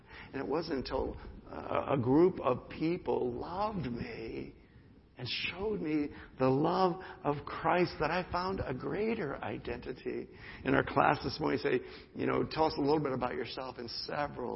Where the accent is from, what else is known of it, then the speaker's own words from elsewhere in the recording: United States; the privilege of being an American